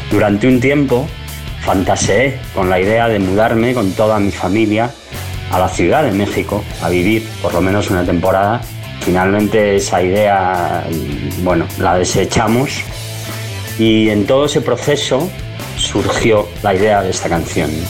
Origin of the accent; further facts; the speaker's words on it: Spain; Hola a todos … quiero saludar a toda la gente de Señal BL soy un cantante español